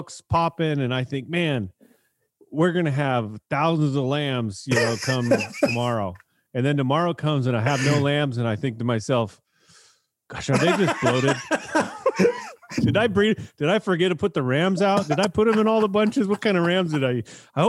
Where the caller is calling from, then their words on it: Rio Vista, California, United States; So I'm coming here from Rio Vista, Solano County, California.